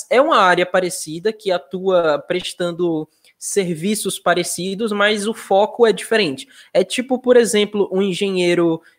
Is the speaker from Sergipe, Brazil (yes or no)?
yes; Nossa Senhora do Socorro, Sergipe, Brazil; now in Estância, Brazil; mas eu sou eu sou nascido em Nossa Senhora do Socorro. Foi lá minha infância, mas hoje eu sou de Estância.